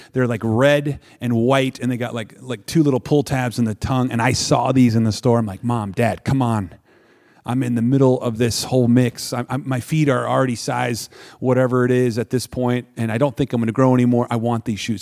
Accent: Wisconsin, United States; I'm from Wisconsin

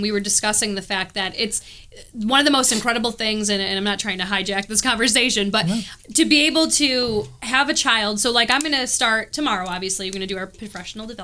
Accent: New York, United States; moved away; I come from New York where like you have to have preschool

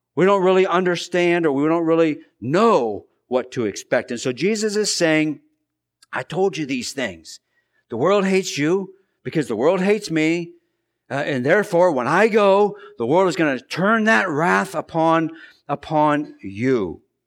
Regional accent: United States; us as American Christians

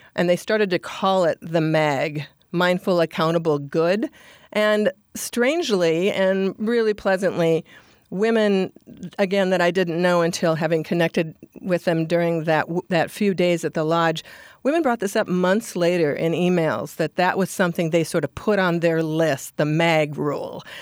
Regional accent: Minnesota, United States; now in Anchorage, United States; I'm from Minnesota, and Minnesota nice is how I sort of grew up.

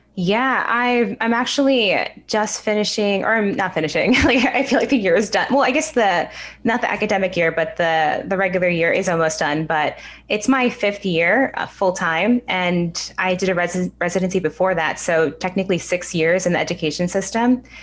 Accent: New York, United States; I'm actually born and raised in New York, so I've never been anywhere else. But my family lives out in the suburbs

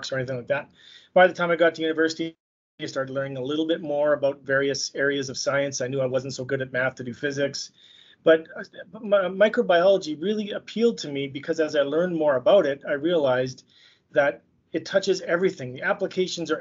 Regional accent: Saskatoon, Saskatchewan, Canada; also born or lived in Montreal / France / Winnipeg; I was born and raised in Saskatoon, Saskatchewan, where I currently live.

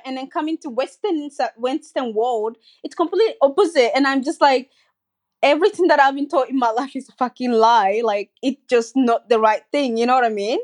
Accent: Côte d’Ivoire; also born or lived in Guinea; now in Sydney, Australia; I grew up in Cote d'Ivoire and I also grew up in Guinea with my mom

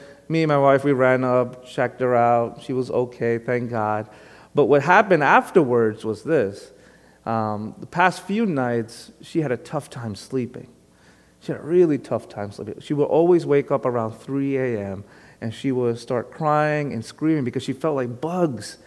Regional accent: New York City, New York, United States; also born or lived in Long Island; Even though most of my life has been on Long Island, if anyone asks me, where are you from? I tell them I'm from Brooklyn. Because originally, I am from Brooklyn, born and raised there

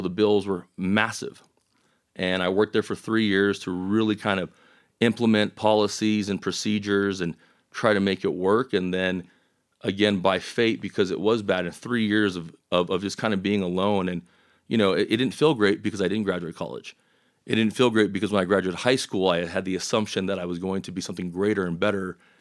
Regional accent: El Paso, Texas, United States; growing up in El Paso

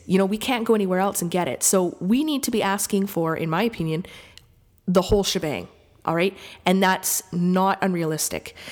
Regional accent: Lac Ste. Anne, Alberta, Canada; now in Montreal, Canada; I'm from Lac Saint Anne, Alberta, currently living in Montreal

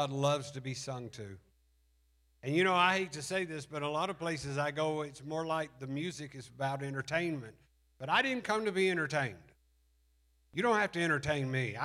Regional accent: Alabama, United States; We're from Alabama

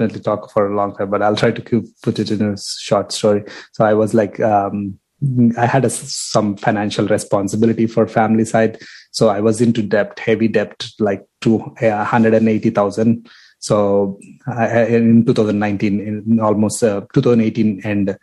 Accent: India; moved away as an adult; also born or lived in Toronto, Canada; now in Windsor, Canada; Born and raised in India. Came here as a student in 2012.

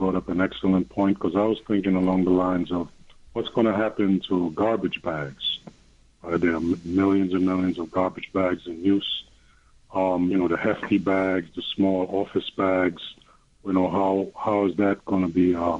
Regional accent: New York, United States; I'm from West Harlem.

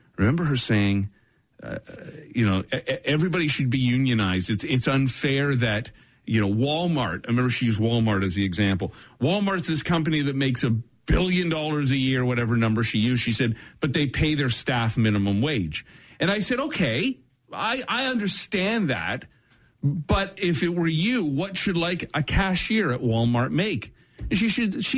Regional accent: Brampton, Ontario, Canada; I grew up in Brampton

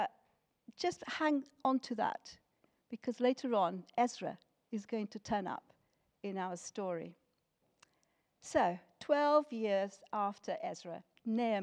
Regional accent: Lisbon, Portugal; moved away as an adult; now in United Kingdom; I was born in Lisbon in Portugal, and that is where I grew up until I came to this country when I was 18.

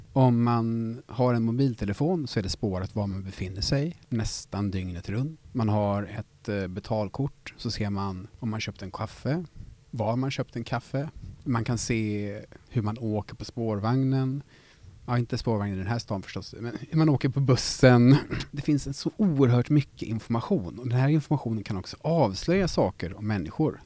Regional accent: Gothenburg, Västra Götaland, Sweden; som göteborgare

